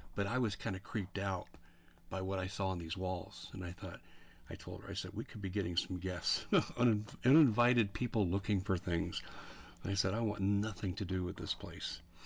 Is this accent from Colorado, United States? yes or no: yes; Colorado, United States; I'm from Colorado, so I'm familiar with the school districts.